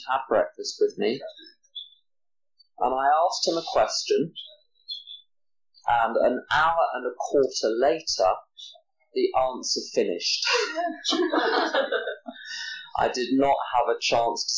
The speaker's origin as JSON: {"language": "English", "region": "England", "country": "United Kingdom", "said": "I'm from England"}